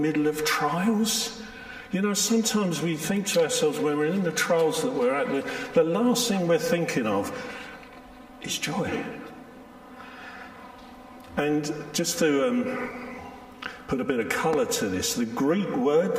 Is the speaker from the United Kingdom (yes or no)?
yes; London, United Kingdom; I'm from South London, born and bred